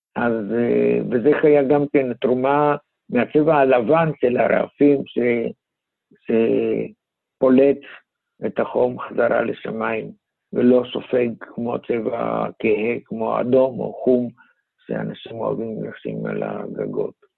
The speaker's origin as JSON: {"language": "Hebrew", "country": "Greece", "moved": "yes", "lives_now": "Israel", "said": "אני מיוון, ולמדתי שם"}